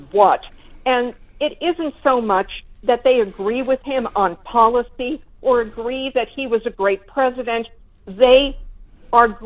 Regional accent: United States; as an American

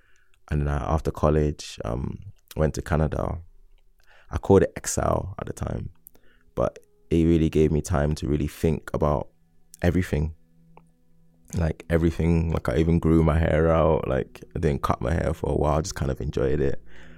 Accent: London, United Kingdom; So I was from South London, and in my head, South London people, we have a way of carrying ourselves, like the way we talk, the way we bop, and like even just our lingo.

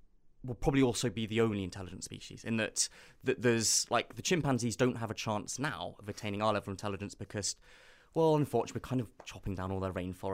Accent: Nairobi, Kenya; So I grew up in East Africa. So in a sense, my own childhood in kind of school in Nairobi is very similar to our own childhood as a species.

